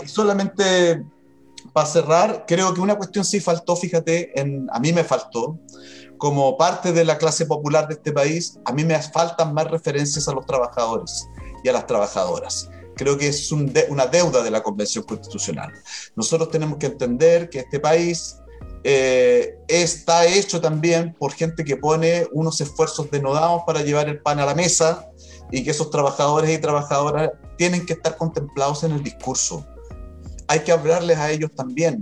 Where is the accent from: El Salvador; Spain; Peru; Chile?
Chile; Concepción, Biobío; yo soy chileno, me siento muy chileno